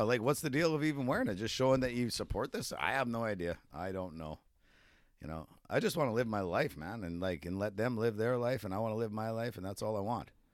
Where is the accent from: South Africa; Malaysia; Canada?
Canada; being a Canadian